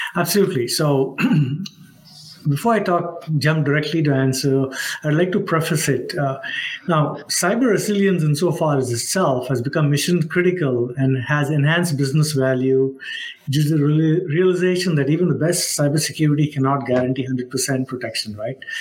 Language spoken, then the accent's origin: English; Mumbai, Maharashtra, India; moved away as an adult; also born or lived in Nashville, Tennessee; now in United States; I grew up in Mumbai, India, as they say it now